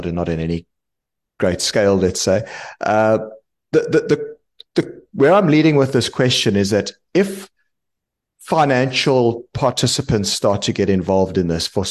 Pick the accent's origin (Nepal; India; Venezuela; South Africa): South Africa; moved away; my home country, South Africa